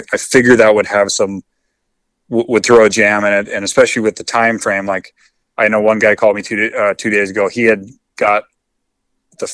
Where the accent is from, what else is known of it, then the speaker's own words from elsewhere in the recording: Canada; you can't drive from Calgary to Montana right now as a Canadian resident.